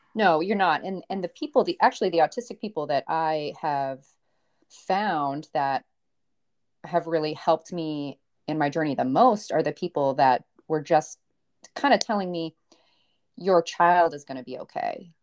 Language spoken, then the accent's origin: English; Maine, United States; I'm from Maine. Um, my dad is from Maine. My mom is actually an immigrant from Bolivia. So I grew up in, like, a bilingual household